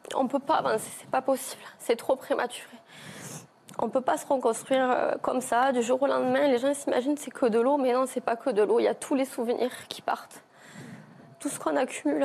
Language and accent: French; Villegailhenc, Occitania, France; chez nous, à Villegayen